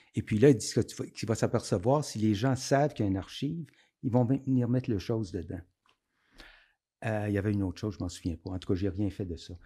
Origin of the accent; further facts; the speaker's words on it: Aylmer, Quebec, Canada; je viens d'Elmer, donc je connaissais le Chaudière